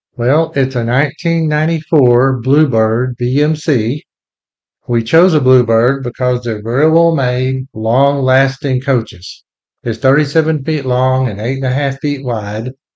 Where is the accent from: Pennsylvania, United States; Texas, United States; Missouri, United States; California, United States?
Texas, United States; also born or lived in Lubbock, Texas / Fort Worth, Texas; we both grew up in Texas